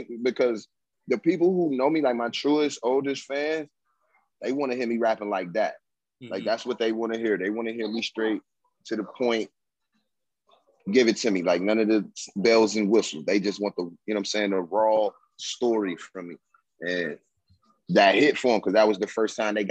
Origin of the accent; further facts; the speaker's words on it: Laurinburg, North Carolina, United States; I'm from Laurinburg, North Carolina